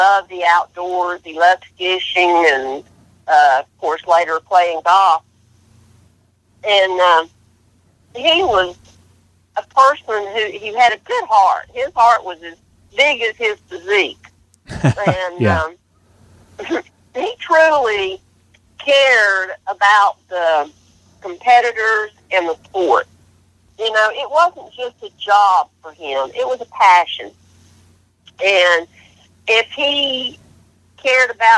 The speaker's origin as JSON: {"language": "English", "town": "Canton", "region": "North Carolina", "country": "United States", "tie": "born or raised there", "said": "I grew up in Canton."}